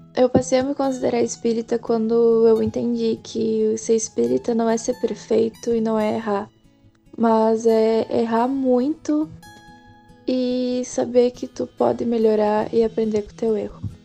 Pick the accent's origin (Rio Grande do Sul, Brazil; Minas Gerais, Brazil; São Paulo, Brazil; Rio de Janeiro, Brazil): Rio Grande do Sul, Brazil; Dom Pedrito; sou de Dom Pedrito